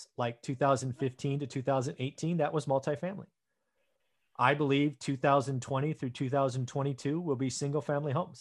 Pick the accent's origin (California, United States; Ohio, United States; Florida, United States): California, United States; the Bay Area; I grew up in the Bay Area